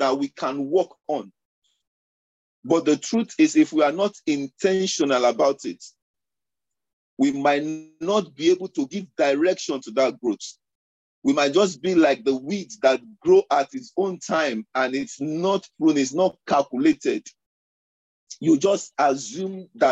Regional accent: Lagos, Nigeria; moved away; the background I was coming from Lagos

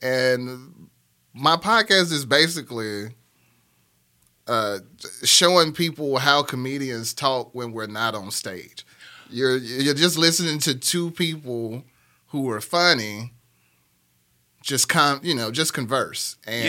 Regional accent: Birmingham, Alabama, United States; born there; now in Nashville, United States; Like I said, I was born in Norwood and then I lived in Titusville.

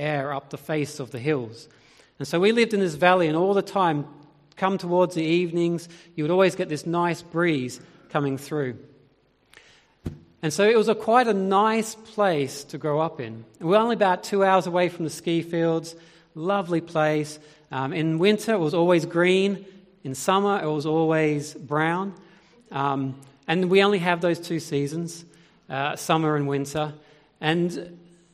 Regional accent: Australia; moved away as an adult; now in United Kingdom; I grew up in Australia. And I grew up in the foothills of the Great Dividing Range on the border between New South Wales and Victoria.

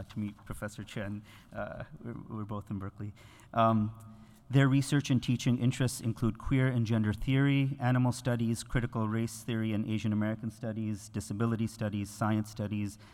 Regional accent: Canada; I am, as a Canadian

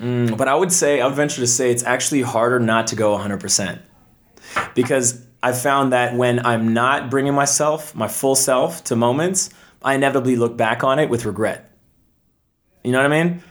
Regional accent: Toronto, Ontario, Canada; moved away as an adult; from Canada originally, I was born in Toronto

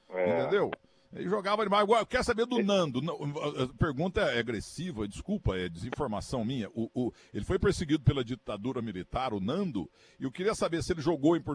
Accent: Muzambinho, Minas Gerais, Brazil; moved away; como eu botei Muzambinho no mapa do Brasil, porque ninguém conhecia minha terra.

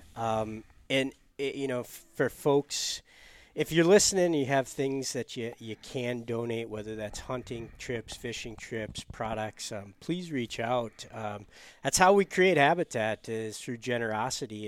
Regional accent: Michigan, United States; moved away; my home state of Michigan

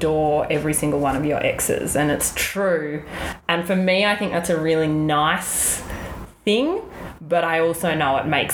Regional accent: Melbourne, Victoria, Australia; moved away as an adult; now in New York, United States; I'm obviously from Melbourne, Australia

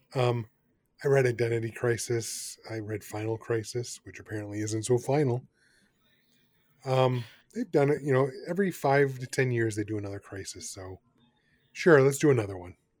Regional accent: United States; as an American

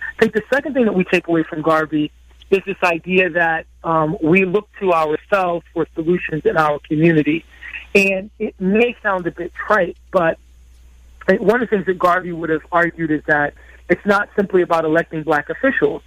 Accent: Bridgeport, Connecticut, United States; when I was a young person growing up in Bridgeport, Connecticut

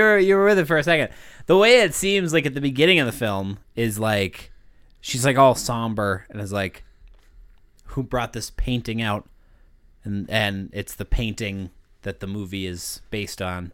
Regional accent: United States; I'm American

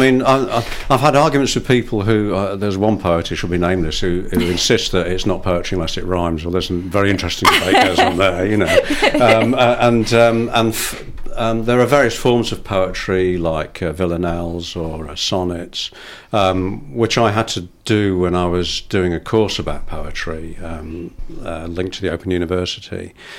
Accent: Wales, United Kingdom; I mean, I'm Welsh and I'm thinking, why hasn't he got a Welsh voice?

